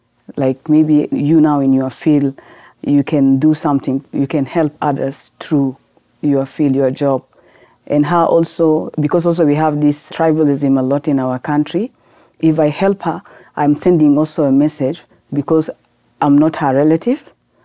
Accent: South Sudan; also born or lived in Sudan; Growing back in Sudan, because now I'm from South Sudan

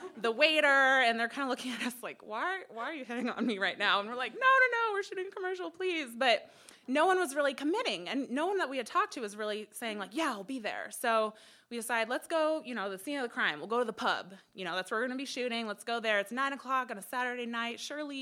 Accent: Fairbanks, Alaska, United States; moved away as an adult; also born or lived in Midwest; now in Anchorage, United States; I'm from Fairbanks

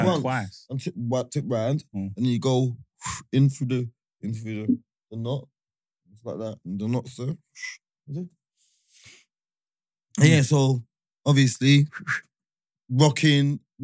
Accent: London, United Kingdom; Because I was from Holloway Boys, yeah?

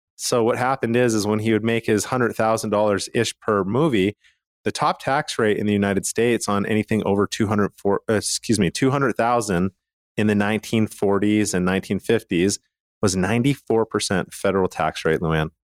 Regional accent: Calgary, Alberta, Canada; now in Utah, United States; I'm from Calgary, Canada

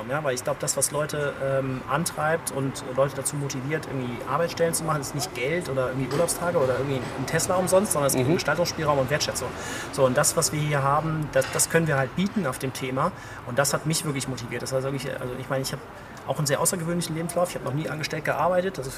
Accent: Cologne, North Rhine-Westphalia, Germany; now in Idar-Oberstein, Germany; Also ich komme wirklich aus Köln, ich war sonst eigentlich immer in irgendwelchen Metropolen und Ländern und irgendwie viel unterwegs

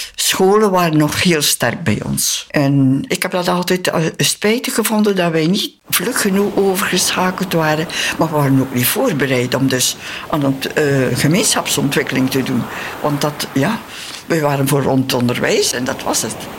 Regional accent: Belgium; moved away as an adult; also born or lived in Philippines

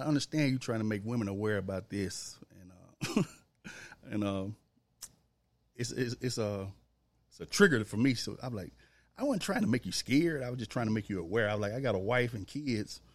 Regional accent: Memphis, Tennessee, United States; also born or lived in Olive Branch, Mississippi; growing up in Memphis

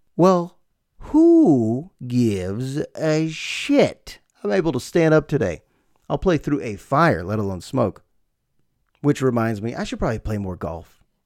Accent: United States; also born or lived in Bay Area, California; my life as an American living in the Bay Area

